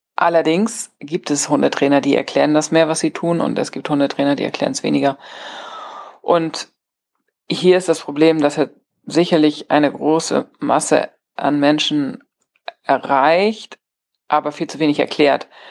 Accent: Germany; bei uns in Deutschland

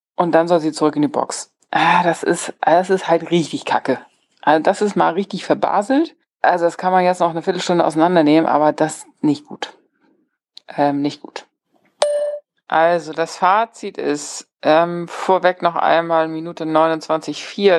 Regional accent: Germany; bei uns in Deutschland

